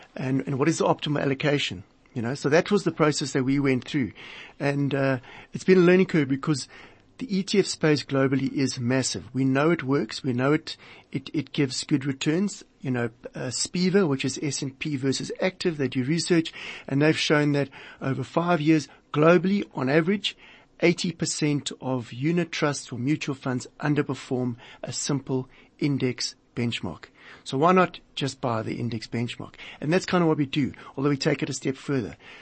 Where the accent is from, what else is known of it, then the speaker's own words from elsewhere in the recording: South Africa; as a South African, uh, living and working in this country